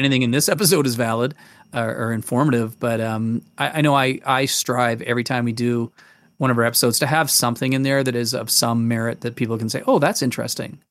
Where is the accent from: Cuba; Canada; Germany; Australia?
Canada; Manitoba; also born or lived in England; now in Calgary, Canada; we came from England and moved to Manitoba, and I grew up in Manitoba as a kid